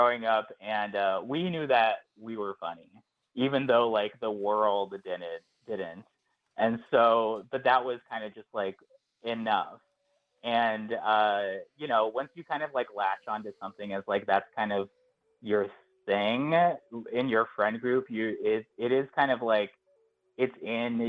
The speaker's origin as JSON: {"language": "English", "town": "Phoenix", "region": "Arizona", "country": "United States", "tie": "born or raised there", "moved": "as an adult", "lives_now": "New York, United States", "said": "I grew up in Phoenix, Arizona, and then I moved to New York, kind of a little bit after college."}